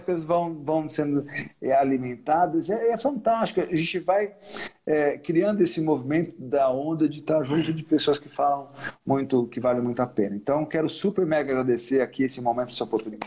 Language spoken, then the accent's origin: Portuguese; Sergipe, Brazil; meu estado natal, que é Sergipe, apesar desse branco ar-condicionado, sou sergipano